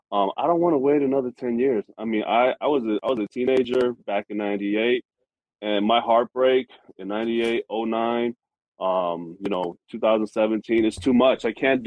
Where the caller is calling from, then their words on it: Minneapolis, Minnesota, United States; Hey, fellas. Minneapolis. Love the show.